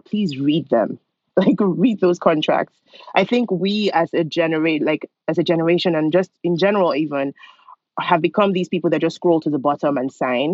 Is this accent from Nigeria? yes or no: yes; Nigeria; moved away as an adult; also born or lived in Lawrence, Kansas, United States; now in United States; I'm originally from Nigeria, and I moved here for college a long time ago, in 2003.